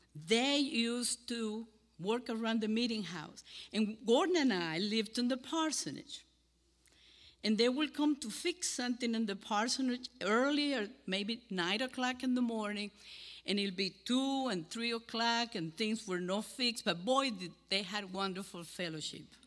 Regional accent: Cuba; accent: Cuban; English is a second language; moved away as an adult; now in Deep River, United States; my Cuban accent

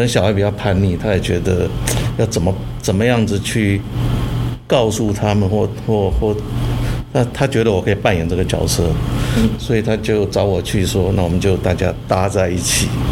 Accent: Taiwan; 我们在台湾长大

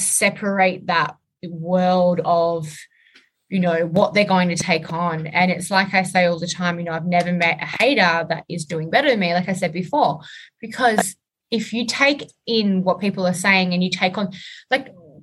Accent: Australia

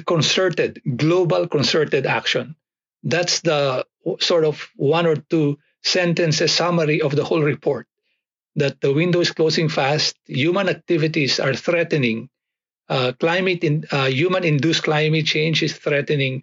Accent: Philippines; I grew up about 80 kilometers south of Manila in the Philippines

